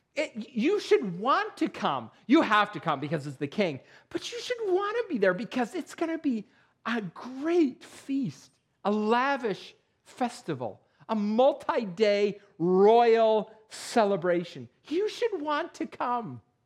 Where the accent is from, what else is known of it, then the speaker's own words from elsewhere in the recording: Perry, New York, United States; moved away; I grew up in Perry, New York